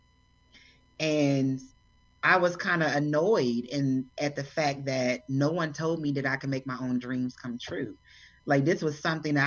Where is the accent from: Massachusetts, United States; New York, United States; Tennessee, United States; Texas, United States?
Texas, United States; Fort Worth; moved away as an adult; now in Atlanta, United States; I grew up in Texas